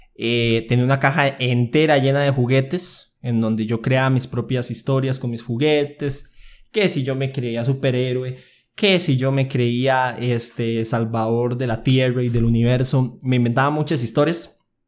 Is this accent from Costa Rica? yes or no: yes; Aserrí, San José, Costa Rica; Yo nací en Costa Rica, específicamente en Acerrí. Llevo mis 19 años viviendo en el mismo lugar.